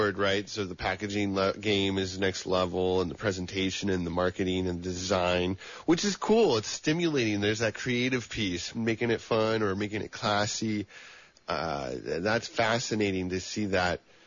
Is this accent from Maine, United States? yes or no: no; El Dorado County, California, United States; I grew up in El Dorado County